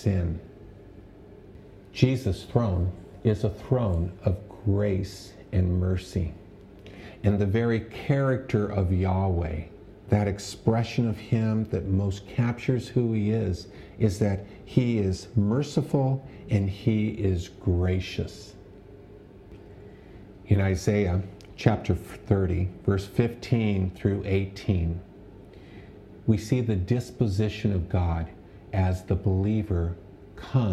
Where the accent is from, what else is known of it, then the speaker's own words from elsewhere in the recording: Pico Rivera, California, United States; I grew up in Pico Rivera, and I had friends in high school who went to Catholic churches